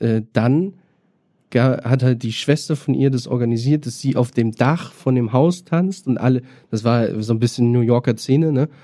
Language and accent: German; Bad Oldesloe, Schleswig-Holstein, Germany; now in Berlin, Germany; ich komme aus Schleswig-Holstein, äh, Bad Oldesloe ist mein Geburtsort